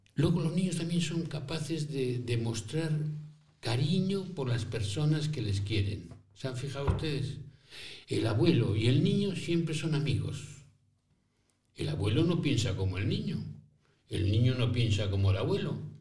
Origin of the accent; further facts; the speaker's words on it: Spain; moved away; also born or lived in Rome; yo nací en España, ¿no es cierto? Pero fui luego a Roma